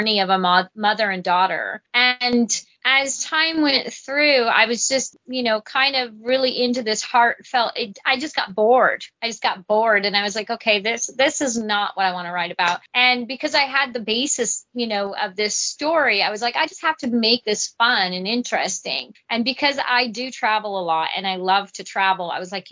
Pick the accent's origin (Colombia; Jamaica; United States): United States; Vancouver, Washington; also born or lived in Battle Ground, Washington / Camas, Washington / Washougal, Washington; now in Houston, United States; I was raised in Washington State